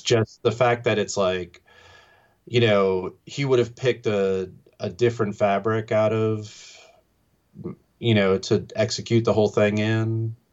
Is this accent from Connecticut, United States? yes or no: no; New York, United States; growing up in New York